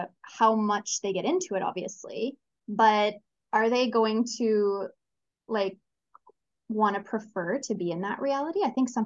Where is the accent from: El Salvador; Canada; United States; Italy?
Canada; now in Chile; I'm from Canada originally. Currently, I'm living in Chile.